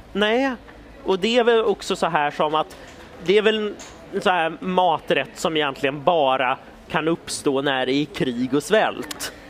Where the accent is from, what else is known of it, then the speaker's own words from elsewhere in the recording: Stockholm, Stockholm County, Sweden; vi i Stockholm